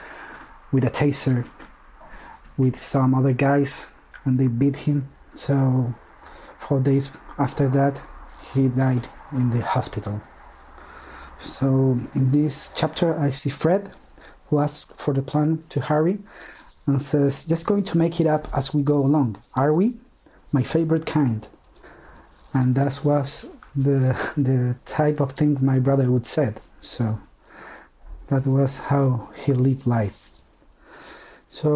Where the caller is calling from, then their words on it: Chile; I'm calling from Chile